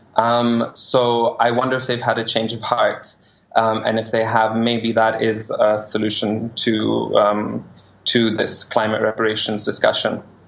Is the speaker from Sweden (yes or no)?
no; Pakistan; as a Pakistani living in Pakistan